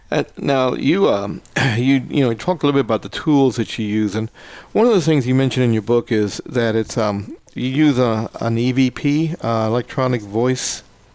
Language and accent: English; Louisville, Kentucky, United States; moved away; I'm originally from Kentucky, around the Louisville area